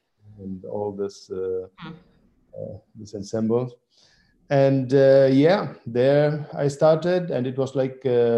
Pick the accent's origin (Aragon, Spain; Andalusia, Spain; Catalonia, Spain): Andalusia, Spain; Seville; born there; English is a second language; also born or lived in Syria; So I was born here in Spain, in Seville. Mm-hmm. And after I spent like 10 years in Syria. I lived there for 10 years with my grandmother.